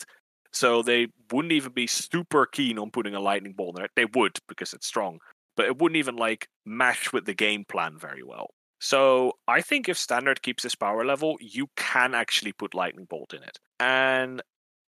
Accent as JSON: {"language": "English", "country": "Netherlands", "said": "I'm from the Netherlands"}